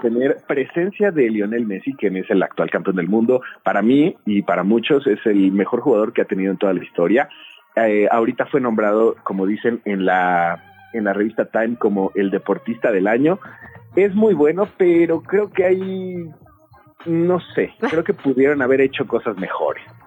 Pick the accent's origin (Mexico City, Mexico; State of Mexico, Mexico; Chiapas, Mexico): Mexico City, Mexico; Chilango; como chilangos